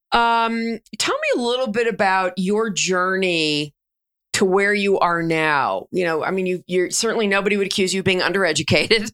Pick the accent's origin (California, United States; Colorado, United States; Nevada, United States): Colorado, United States; Denver; Denver, my hometown